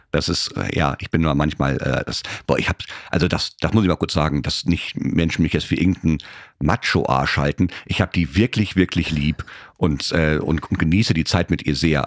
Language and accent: German; Germany; Ich so, äh, Germany